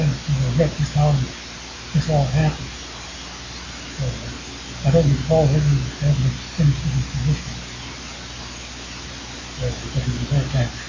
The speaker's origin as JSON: {"language": "English", "region": "Michigan", "country": "United States", "tie": "born or raised there", "said": "I grew up in Michigan"}